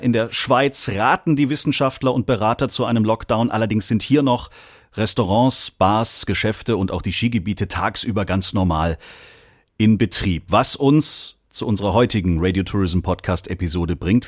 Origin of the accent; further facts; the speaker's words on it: Germany; hier bei uns in Deutschland